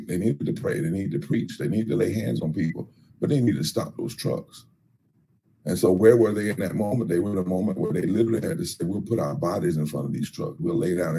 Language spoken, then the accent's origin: English; North Carolina, United States; I come from North Carolina, where my father worked in Warren County